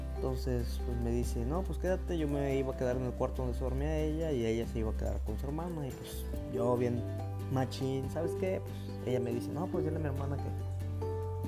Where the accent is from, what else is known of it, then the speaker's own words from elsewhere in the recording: Oaxaca, Mexico; moved away as an adult; also born or lived in Mexico City; Yo, soy del estado de Oaxaca